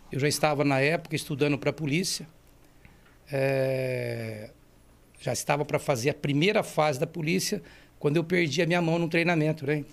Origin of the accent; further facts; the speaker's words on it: Mirassol, São Paulo, Brazil; Nascido e criado em Mirassol.